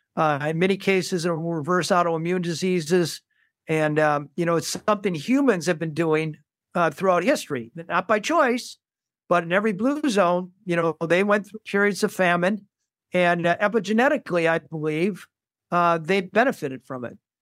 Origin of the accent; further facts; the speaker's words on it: Saint Paul, Minnesota, United States; I grew up in Saint Paul, Minnesota